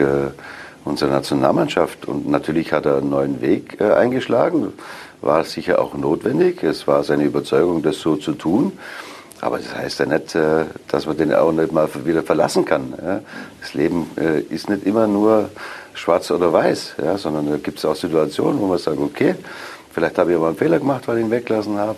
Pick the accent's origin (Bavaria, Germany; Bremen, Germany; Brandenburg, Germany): Bavaria, Germany; Augsburg; moved away as an adult; now in Cologne, Germany; Das ist meine Heimatstadt.